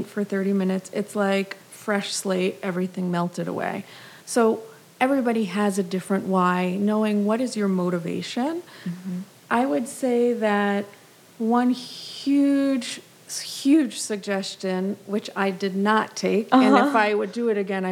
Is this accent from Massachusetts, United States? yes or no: yes; Massachusetts, United States; moved away as an adult; also born or lived in Israel; now in New York, United States; I always say I'm from Massachusetts, but I have Brooklyn roots